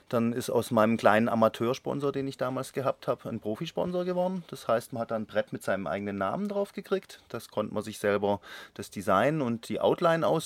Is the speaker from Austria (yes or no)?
no; Konstanz, Baden-Württemberg, Germany; bin gebürtiger Konstanzer, bin 50 Jahre, skate seit 40 Jahren und habe seit 30 Jahren den Laden hier am Münsterplatz.